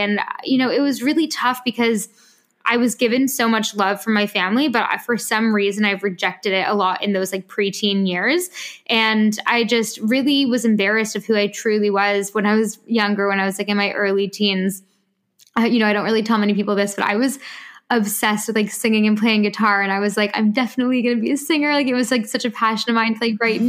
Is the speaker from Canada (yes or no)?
yes; Canada; also born or lived in France; now in London, United Kingdom; I'm usually in London, but I am from Canada